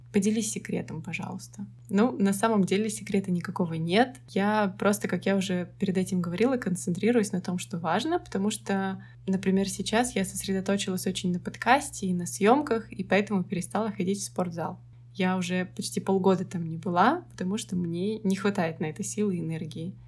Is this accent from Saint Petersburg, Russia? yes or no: yes; Saint Petersburg, Russia; я коренная петербурженка